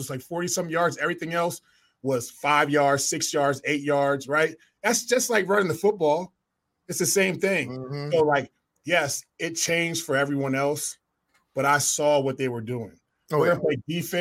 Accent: New Haven, Connecticut, United States; New Haven, Connecticut, where I'm from, my hometown.

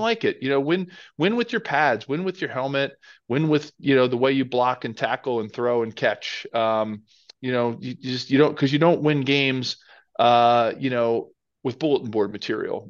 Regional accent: Philadelphia, Pennsylvania, United States; I grew up in Philadelphia

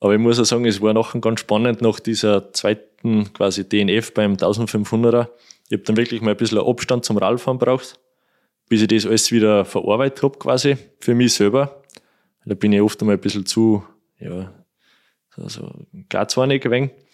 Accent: Kuchl, Salzburg, Austria; da fahren wir Kuchel durch, das ist mein Heimatort

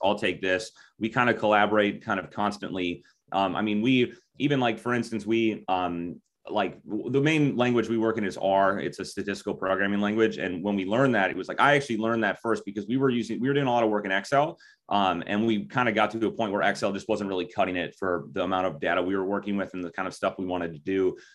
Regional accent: Minnesota, United States; I grew up, I mean, spent almost all of my life in Minnesota

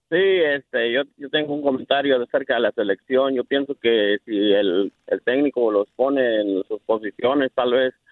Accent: Mexico; soy mexicano

